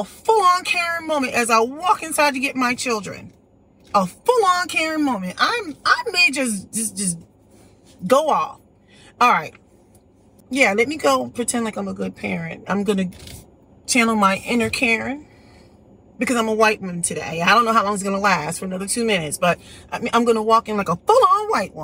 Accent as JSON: {"language": "English", "country": "United States", "tie": "born or raised there", "said": "I was born here in the United States."}